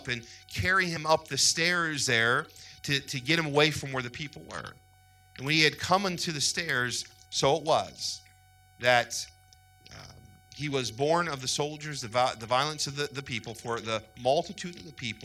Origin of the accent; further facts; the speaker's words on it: United States; also born or lived in Ohio; we as American Christians